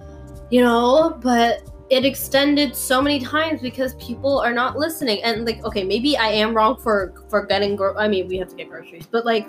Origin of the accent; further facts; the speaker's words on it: Toronto, Ontario, Canada; we're from Toronto. We're from, like, the six